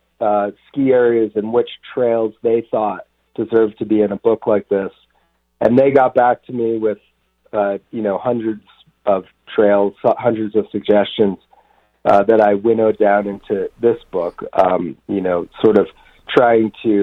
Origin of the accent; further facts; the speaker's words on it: Vermont, United States; also born or lived in New Mexico / Jackson Hole, Wyoming / East Coast; now in Colorado, United States; I grew up in Vermont and live in Colorado now, but I've lived in New Mexico